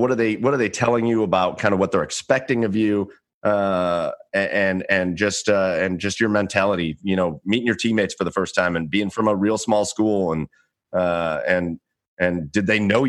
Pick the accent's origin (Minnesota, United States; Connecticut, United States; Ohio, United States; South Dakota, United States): Ohio, United States; Cleveland; We're from Cleveland, right?